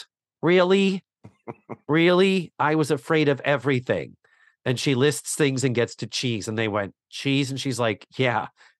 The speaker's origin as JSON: {"language": "English", "town": "Milwaukee", "region": "Wisconsin", "country": "United States", "said": "I'm afraid of cheese and I'm from Milwaukee."}